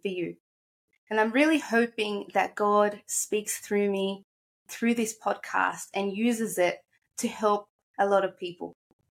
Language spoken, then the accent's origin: English; Australia; also born or lived in Egypt; I'm 24 years old from Australia, but I'm originally from Egypt. I've lived here since I was 7 in Australia